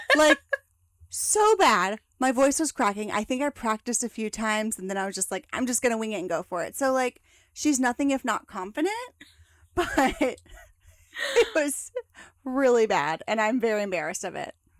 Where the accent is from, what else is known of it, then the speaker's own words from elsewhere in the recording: Lexington, Kentucky, United States; moved away as an adult; also born or lived in Alabama; now in Dallas, United States; we moved back home to where my parents were from, which is Lexington, Kentucky